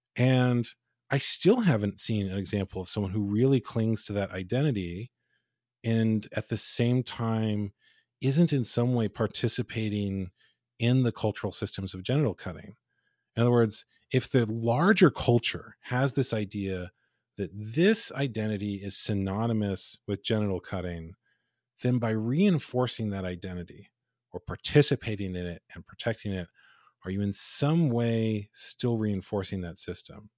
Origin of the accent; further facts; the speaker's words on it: United States; I'm told I'm an American